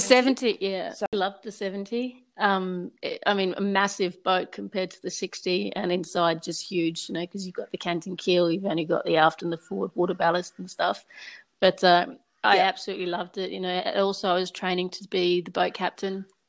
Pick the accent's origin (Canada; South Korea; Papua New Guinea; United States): Papua New Guinea; moved away; also born or lived in Rabaul, Papua New Guinea / Port Moresby, Papua New Guinea / Sydney, Australia; I was born and grew up in Papua New Guinea. We, first of all, we lived on the islands up in the north, Rabaul